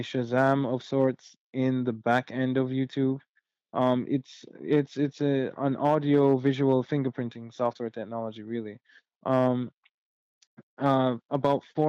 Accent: Jamaica; being Jamaican

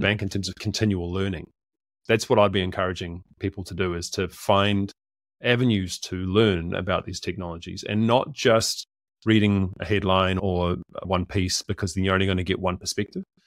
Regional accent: New Zealand; I'm a Kiwi

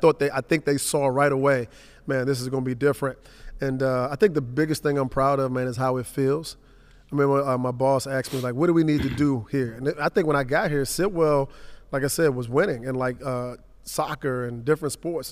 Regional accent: Washington, District of Columbia, United States; I grew up in Southeast Washington, Langston

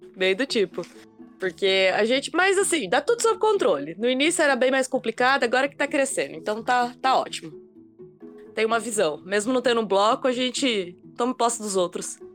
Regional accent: Toledo, Paraná, Brazil; sou aqui então de Toledo mesmo, moro e estudo aqui

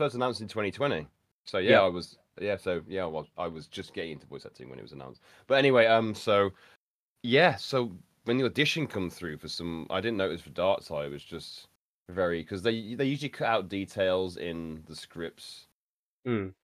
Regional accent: Birmingham, West Midlands, United Kingdom; accent: Birmingham; my local Birmingham accent

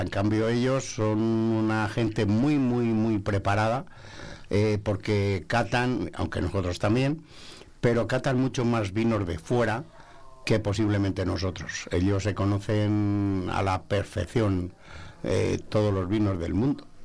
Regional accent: Segovia, Castile and León, Spain; De Segovia

